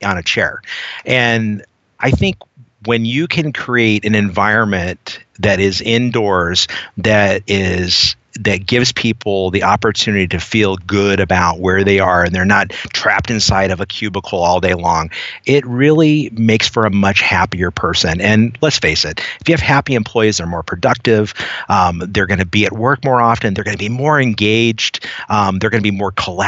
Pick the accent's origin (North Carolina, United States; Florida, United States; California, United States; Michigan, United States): California, United States; Southern; I grew up in Southern California